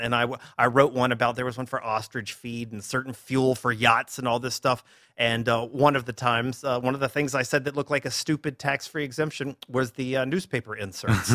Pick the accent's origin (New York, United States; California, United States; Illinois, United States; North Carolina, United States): North Carolina, United States; Durham; moved away as an adult; now in Orlando, United States; I grew up in Durham, North Carolina